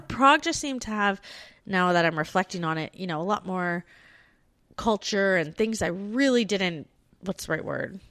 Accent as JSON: {"language": "English", "country": "Canada", "tie": "born or raised there", "moved": "yes", "said": "I have a foundation of French growing up in Canada, 'cause we learn French."}